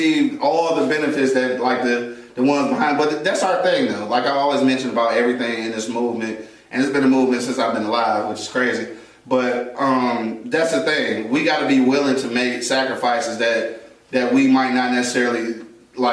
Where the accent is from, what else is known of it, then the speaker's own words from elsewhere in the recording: Detroit, Michigan, United States; When I was graduating from Martin Luther King Junior Senior High School, the best high school in Detroit City